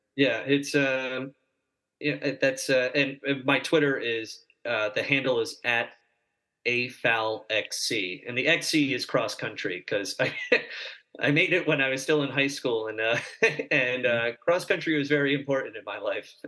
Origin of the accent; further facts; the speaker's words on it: Fredericksburg, Virginia, United States; I was born in Fredericksburg, Virginia